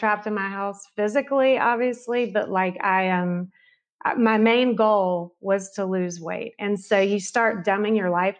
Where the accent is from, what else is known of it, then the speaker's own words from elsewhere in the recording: the South, United States; growing up in the South